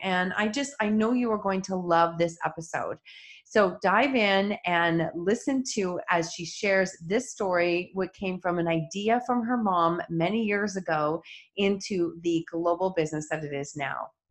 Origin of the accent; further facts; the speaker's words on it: Kitchener, Ontario, Canada; we are both from Kitchener Waterloo